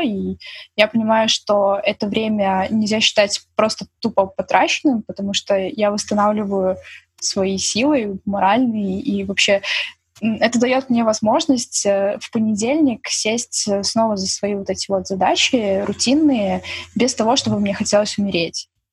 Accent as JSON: {"language": "Russian", "country": "Belarus"}